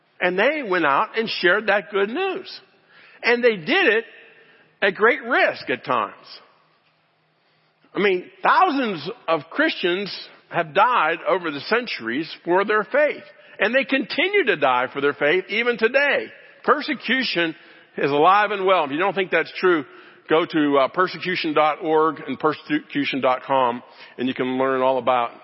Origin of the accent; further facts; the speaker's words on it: Pittsburgh, Pennsylvania, United States; I grew up in Pittsburgh, Pennsylvania